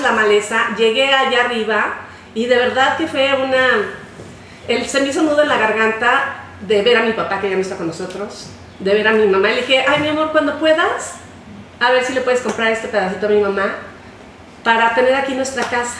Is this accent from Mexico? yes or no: yes; Mexico; somos mexicanos